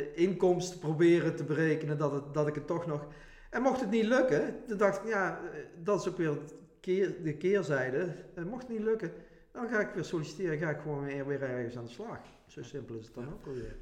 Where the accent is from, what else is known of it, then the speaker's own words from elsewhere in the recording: Venray, Limburg, Netherlands; ik kom uit Venray, woon ook in Venray.